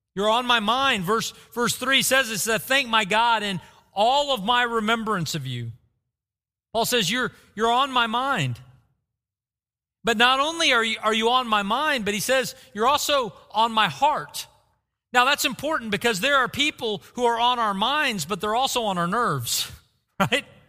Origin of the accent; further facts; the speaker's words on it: Bartlesville, Oklahoma, United States; Growing up in Bartlesville, Oklahoma